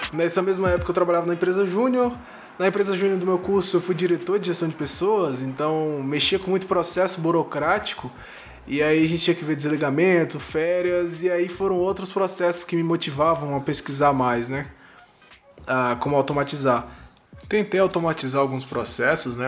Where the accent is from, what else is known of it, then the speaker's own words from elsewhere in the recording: Brasília, Federal District, Brazil; Sou de Brasília, Distrito Federal, nascido e criado aqui no quadradinho do Cerrado